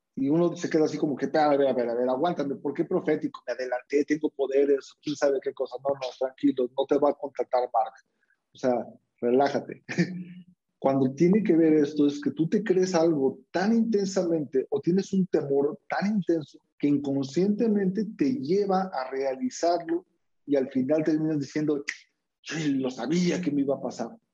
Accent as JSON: {"language": "Spanish", "country": "Mexico", "said": "¿De dónde vengo? Soy mexicano."}